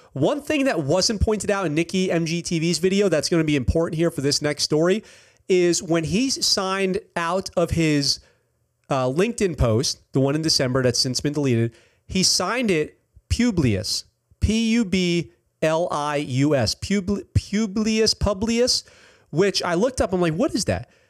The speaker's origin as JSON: {"language": "English", "town": "Poughkeepsie", "region": "New York", "country": "United States", "said": "I'm from Poughkeepsie"}